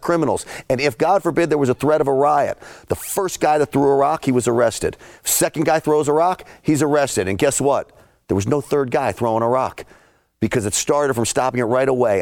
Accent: New York City, New York, United States; I grew up in and around New York City.

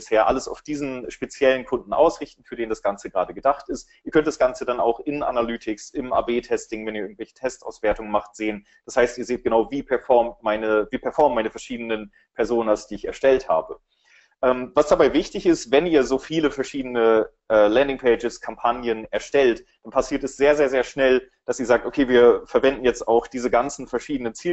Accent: Berlin, Germany; für alle, die mich nicht kennen. Ich komme aus Berlin.

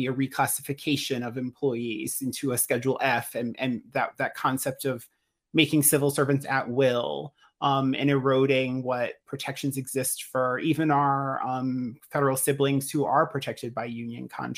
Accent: United States; as an American myself

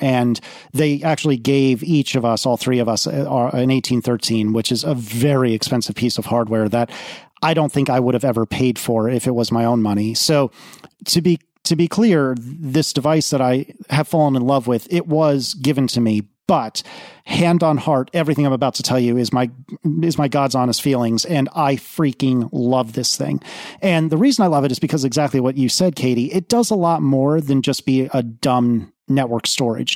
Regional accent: East Coast, United States; moved away; also born or lived in Midwest / Austin, Texas; I grew up on the East Coast. I spent some time in the Midwest, but I have never lived west of, geez, I think Austin, Texas is probably as far west as I've ever lived.

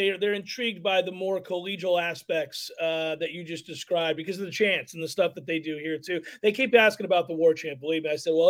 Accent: Tallahassee, Florida, United States

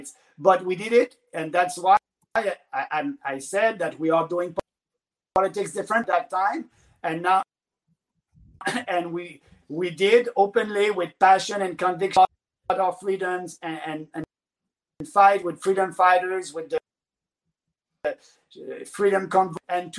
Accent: Canada; So for me right now, I'm able to travel across the country as a Canadian

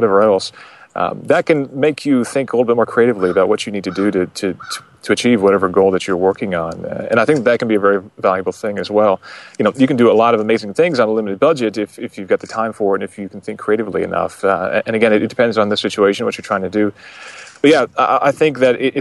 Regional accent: Vermont, United States; I'm from Vermont

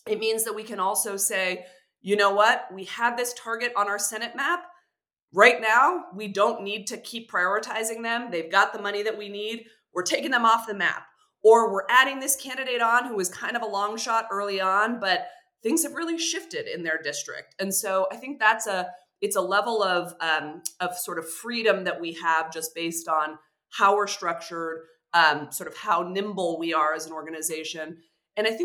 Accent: California, United States; California 13 is a 90-minute drive from my hometown

